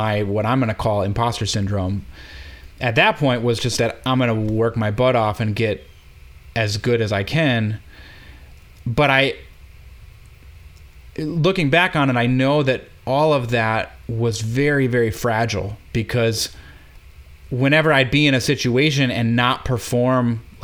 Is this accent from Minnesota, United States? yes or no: yes; Minneapolis, Minnesota, United States; moved away as an adult; also born or lived in Eau Claire, Wisconsin / New York; I'm from Minneapolis.